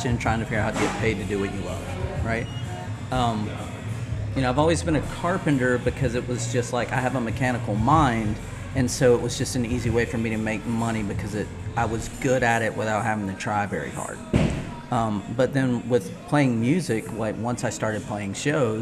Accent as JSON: {"language": "English", "town": "Charlotte", "region": "North Carolina", "country": "United States", "tie": "born or raised there", "also_born_or_lived": "Asheville, North Carolina", "said": "I grew up in the Charlotte area"}